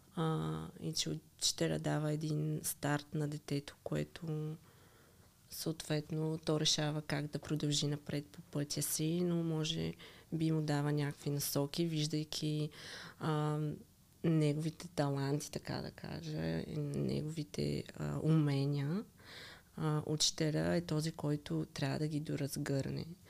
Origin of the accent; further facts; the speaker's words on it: Zemen, Pernik Province, Bulgaria; moved away as an adult; now in Sofia, Bulgaria; Аз иначе съм от Земен